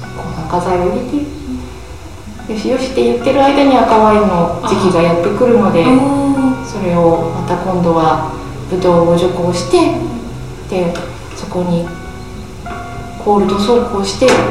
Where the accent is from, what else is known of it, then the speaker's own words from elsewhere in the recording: Nagoya, Aichi, Japan; moved away as an adult; also born or lived in United States; now in Sakaki, Japan; 実家が名古屋なので